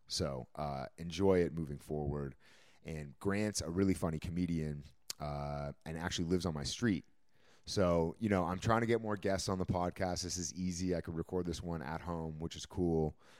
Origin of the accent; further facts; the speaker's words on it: Canada; now in Los Angeles, United States; as a Canadian